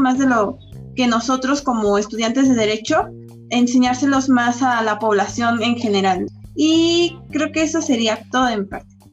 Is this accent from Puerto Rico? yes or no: no; Mexico; como mexicanos tomamos de, ay, es puente a disfrutar